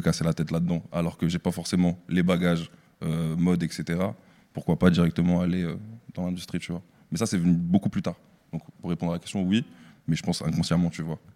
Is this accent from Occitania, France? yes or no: no; Strasbourg, Grand Est, France; je suis originaire de Strasbourg